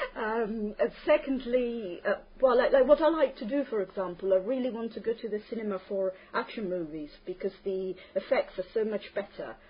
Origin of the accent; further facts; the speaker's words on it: Terni, Umbria, Italy; English is a second language; I'm from Terni, Italy.